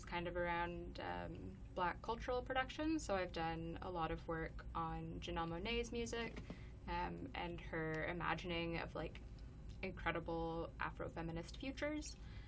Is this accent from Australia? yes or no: no; Cayman Islands; also born or lived in British Columbia, Canada; But yeah, I'm from the Cayman Islands and British Columbia. Moved around a lot.